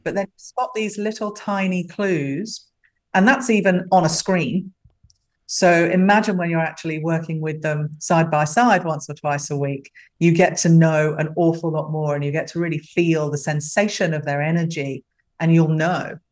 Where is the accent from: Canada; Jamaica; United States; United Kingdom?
United Kingdom; London; also born or lived in Africa / Middle East / Europe; now in Australia; I'm a Londoner by birth. Uh, come from a very big West London family. And uh, came to Australia via Africa and the Middle East and Europe